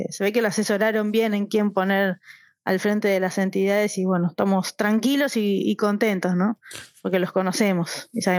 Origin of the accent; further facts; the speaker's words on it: Buenos Aires, Argentina; born there; also born or lived in Córdoba / Misiones; Bueno, yo nací en Capital Federal